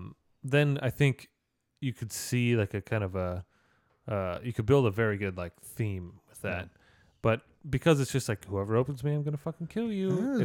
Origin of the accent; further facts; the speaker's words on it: Canada; Saskatchewan. I'm Canadian.